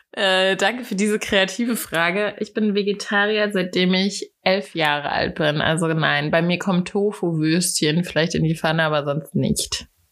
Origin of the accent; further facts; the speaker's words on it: Hattenheim, Hesse, Germany; moved away as an adult; also born or lived in Berlin; now in Hamburg, Germany; ich komme aus dem Rheingau.